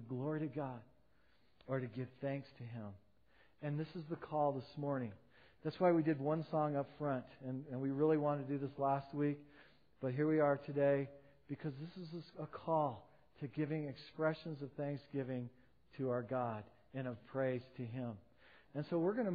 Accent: United States; being an American

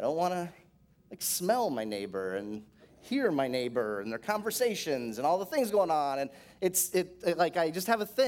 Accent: Florida, United States; I grew up in Florida

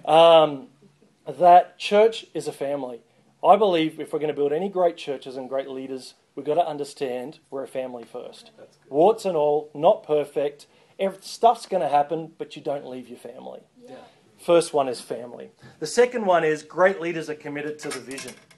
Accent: Australia; I'm not an American, I'm an Australian

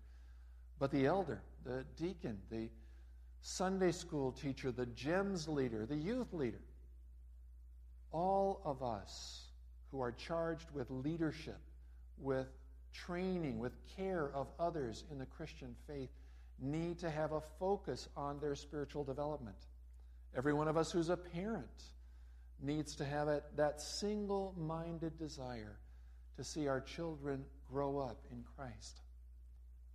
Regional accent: Los Angeles, California, United States; moved away; also born or lived in Raymond, Minnesota; I grew up in Los Angeles, California

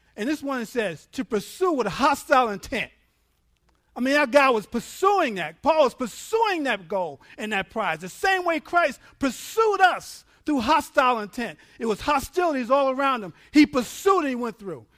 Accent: New York, United States; I'm from New York

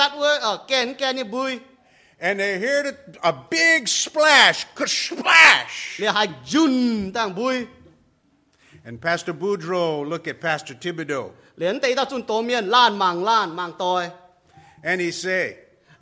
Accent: Cajun country, Louisiana, United States; moved away; I grew up in Cajun country in Louisiana

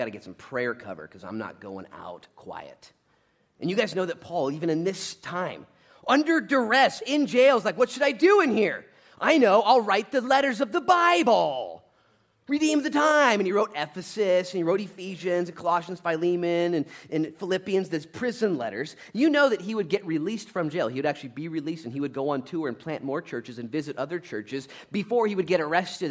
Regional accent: United States; as an American

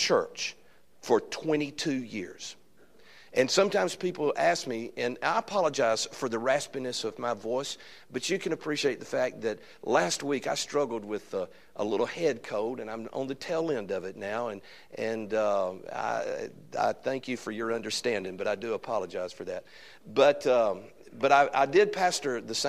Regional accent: Alabama, United States; accent: Alabama accent; I am from Alabama

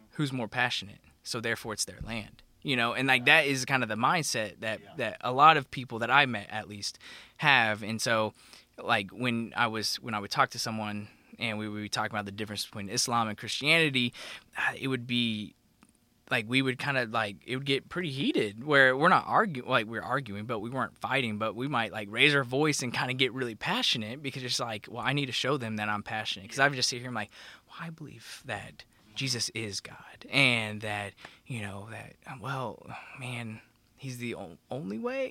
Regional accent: Oklahoma, United States; growing up in Oklahoma, we go to Falls Creek

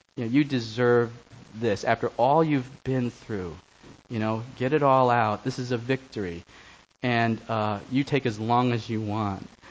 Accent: New York City, New York, United States; I grew up on the Lower East Side of Manhattan, went to Stuyvesant High School

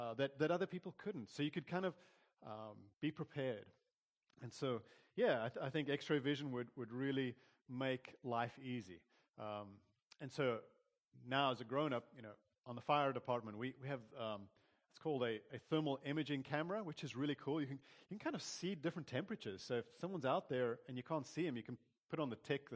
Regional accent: South Africa; growing up in South Africa, I had, on my mom's side of the family, we'd get together. They were all German

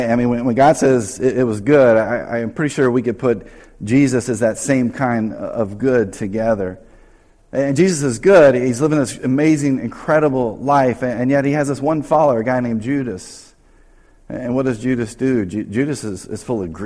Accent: North Carolina, United States; moved away; I grew up in North Carolina

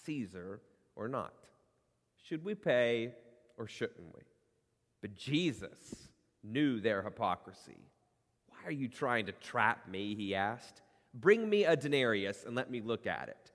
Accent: United States; in our DNA as Americans

